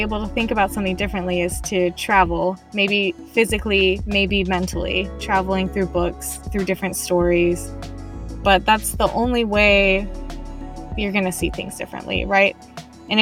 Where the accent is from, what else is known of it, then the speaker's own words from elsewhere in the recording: Utah, United States; I was raised in Utah